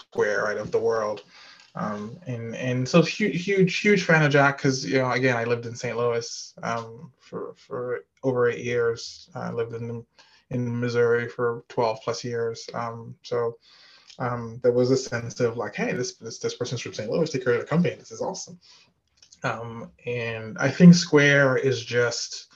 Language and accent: English; Nigeria; moved away as an adult; also born or lived in Midwest, United States / California, United States; now in Atlanta, United States; I was born in Nigeria and lived there until I went to college